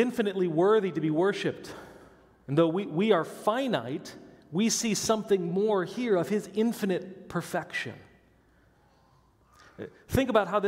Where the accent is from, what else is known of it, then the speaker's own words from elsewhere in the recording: Midwest, United States; I grew up in the Midwest where there's no mountains or hills or bumps. I could stand on my tiptoes and see across to Iowa